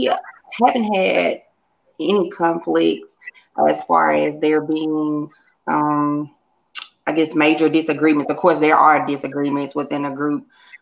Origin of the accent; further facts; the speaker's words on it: North Mississippi, United States; also born or lived in Jackson, Mississippi; I'm from North Mississippi, but I've been in Jackson so long that I consider myself a Jacksonian as well.